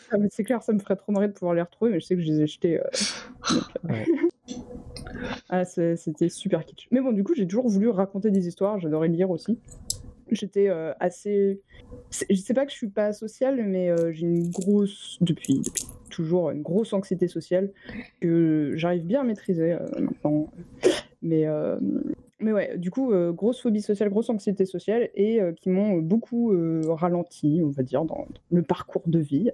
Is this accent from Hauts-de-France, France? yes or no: no; Orléans, Centre-Val de Loire, France; j'ai grandi euh, à Orléans